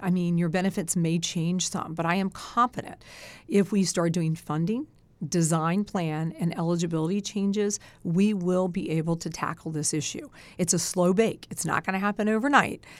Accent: Sussex County, Delaware, United States; I was raised in Sussex.

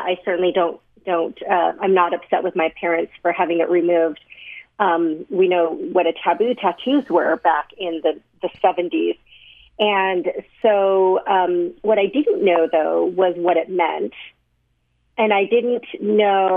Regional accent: Sandy, Utah, United States; I was adopted by a family that lived at the time in Sandy, Utah, and grew up here

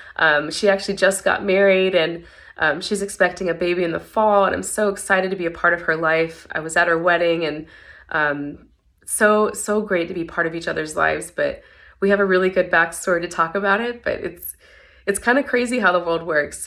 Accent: Tennessee, United States; moved away as an adult; also born or lived in Mississippi; now in San Antonio, United States; I'm not originally from San Antonio. I currently live here now, but I actually came here in 2011 I'm from Tennessee originally

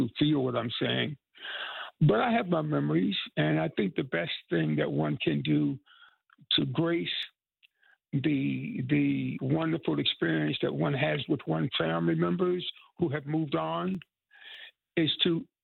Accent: Tryon, North Carolina, United States; moved away; come back to my home state, an hour away from where I was born

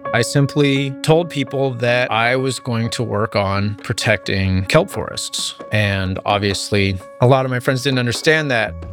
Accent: Marin County, Northern California, United States; I grew up in the redwoods. I grew up here in Northern California

